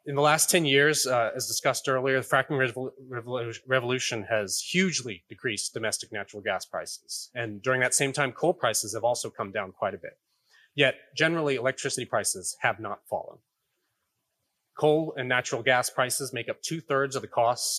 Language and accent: English; Texas, United States; my home state of Texas